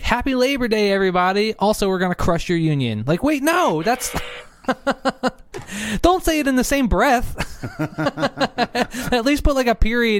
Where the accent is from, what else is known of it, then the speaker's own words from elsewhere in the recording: East Coast, United States; we're both from the East Coast